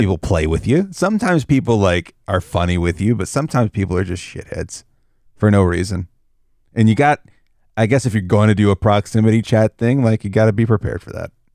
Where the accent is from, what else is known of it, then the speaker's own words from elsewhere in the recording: the South, United States; I grew up in the South